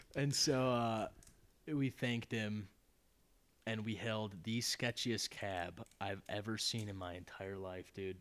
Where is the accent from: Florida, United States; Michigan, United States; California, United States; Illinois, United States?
Michigan, United States; Detroit; I'm from Detroit